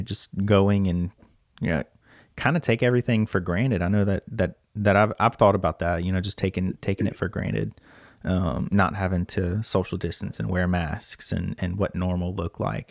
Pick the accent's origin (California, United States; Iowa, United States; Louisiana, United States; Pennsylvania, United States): Louisiana, United States; Lake Charles; I'm from Lake Charles, Louisiana